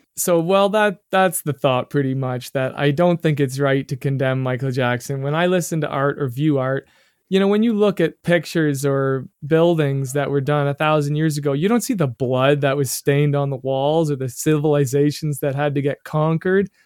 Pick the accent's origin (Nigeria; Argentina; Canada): Canada; being a Canadian